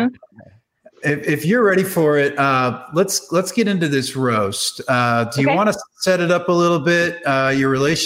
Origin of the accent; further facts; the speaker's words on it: Boston, Massachusetts, United States; I grew up in the Boston area